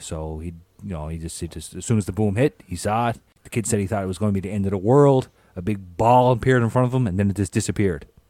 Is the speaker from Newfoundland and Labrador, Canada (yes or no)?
yes; Newfoundland and Labrador, Canada; growing up in Newfoundland, you know, in the 80s